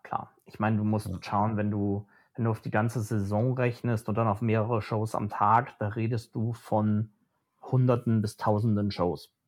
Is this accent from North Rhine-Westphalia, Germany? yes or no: yes; near Phantasialand, North Rhine-Westphalia, Germany; ich bin ganz in der Nähe vom Phantasialand aufgewachsen.